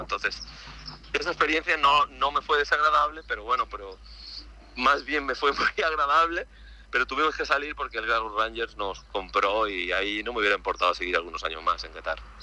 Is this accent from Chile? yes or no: no; Málaga, Andalusia, Spain; moved away as an adult; also born or lived in Zaragoza / Madeira; yo soy de Málaga